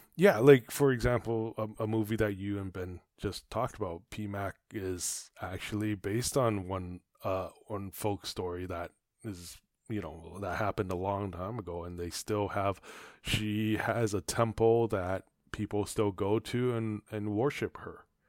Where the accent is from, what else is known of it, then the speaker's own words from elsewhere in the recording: Taiwan; now in Canada; growing up in Taiwan